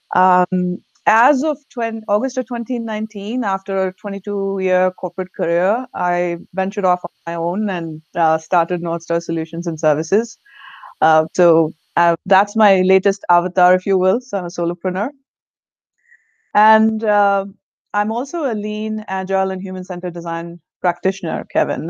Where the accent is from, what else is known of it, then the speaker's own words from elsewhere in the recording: India; English is a second language; moved away as an adult; now in Virginia, United States; I'm born and raised in India. Lived in different parts of India before moving here